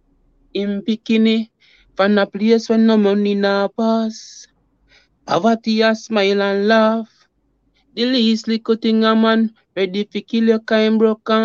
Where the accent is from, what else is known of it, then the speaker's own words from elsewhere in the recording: Saint Thomas, Jamaica; also born or lived in Kingston, Jamaica; I come from Jamaica, St. Thomas to be. Exact, you know, country youth, born and grew in the country until we moved to another city, yeah, Jamaica, another Kingston city